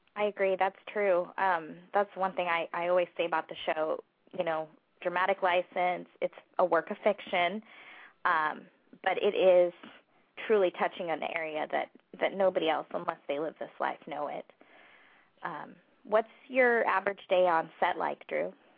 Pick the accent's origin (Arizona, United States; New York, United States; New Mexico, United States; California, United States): California, United States; Huntington Beach; I'm a Huntington Beach girl